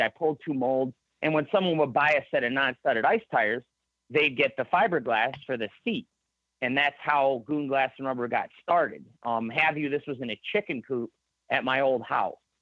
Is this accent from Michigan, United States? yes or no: yes; Michigan, United States; also born or lived in Shelby Township, Michigan / Holly, Michigan; I'm not bashful to tell anybody I'm from Michigan though. Like I, okay. I I'm proud I'm from here.